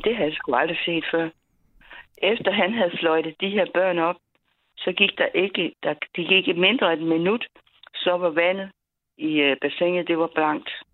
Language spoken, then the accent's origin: Danish; Funen, Southern Denmark, Denmark; vi kommer fra Fyn